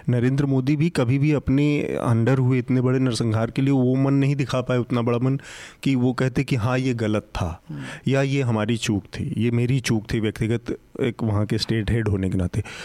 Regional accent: Azamgarh, Uttar Pradesh, India; मैं खुद आजमगढ़ का मूल निवासी हूँ

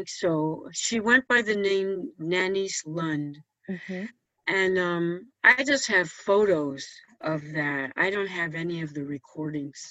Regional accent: New York City, New York, United States; I was born and raised in New York City with my mom's family

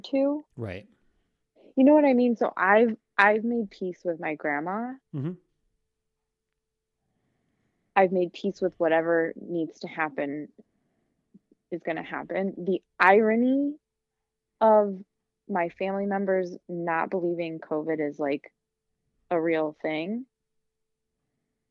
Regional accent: Midwest, United States; moved away; I am from the Midwest

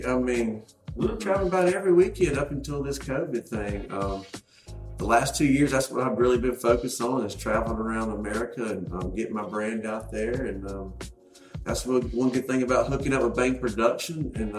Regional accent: North Carolina, United States; also born or lived in Charlotte; since Luke's from North Carolina, I'm from North Carolina, and both of us lived in Charlotte.

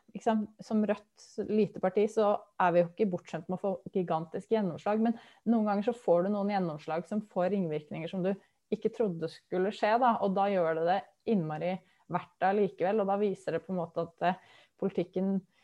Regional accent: Lillehammer, Innlandet, Norway; moved away as an adult; now in Vestfold, Norway; Jeg kommer fra Lillehammer, så jeg har jo et bankende hjerte for, eh, for Innlandet også, i tillegg til at jeg bor i Vestfold, og bodd der i snart ti år.

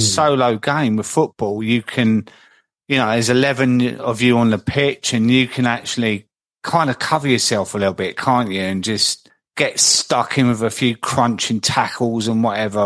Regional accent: London, United Kingdom; moved away as an adult; also born or lived in Croydon; now in Midlands, United Kingdom; I'm in the Midlands now. I've always lived in South London, but I'm up in the Midlands now

